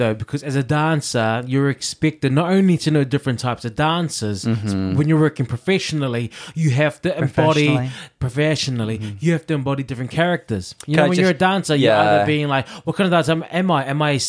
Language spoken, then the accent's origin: English; Chicago, Illinois, United States; I don't need to fix my mug. I'm from Chicago. I will whip your ass.